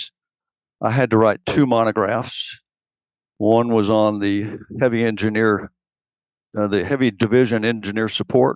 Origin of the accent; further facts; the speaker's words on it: Knox County, East Tennessee, United States; I'm from East Tennessee